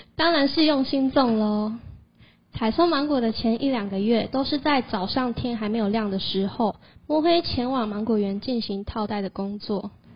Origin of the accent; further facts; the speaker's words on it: Fangliao, Pingtung County, Taiwan; 我可是屏东方疗土生土长的在地人呢